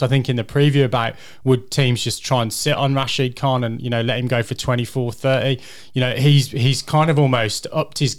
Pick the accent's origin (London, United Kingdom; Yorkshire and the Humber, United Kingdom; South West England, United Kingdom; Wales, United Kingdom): Yorkshire and the Humber, United Kingdom; as a Yorkshireman